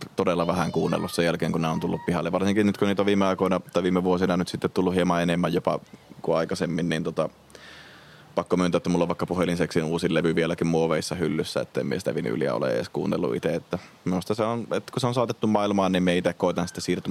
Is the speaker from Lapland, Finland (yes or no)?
yes; Rovaniemi, Lapland, Finland; me ollaan Rovaniemeltä käymässä täällä